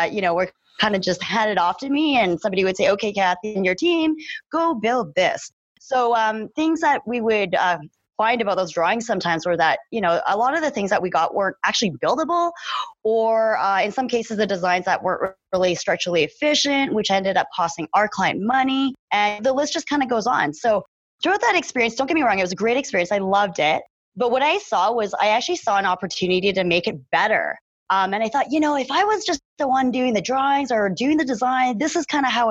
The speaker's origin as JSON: {"language": "English", "town": "Calgary", "region": "Alberta", "country": "Canada", "tie": "born or raised there", "said": "I am born and raised in Calgary, Alberta"}